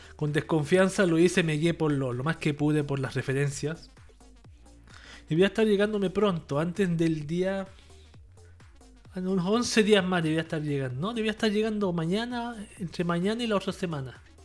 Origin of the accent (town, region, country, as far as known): Chile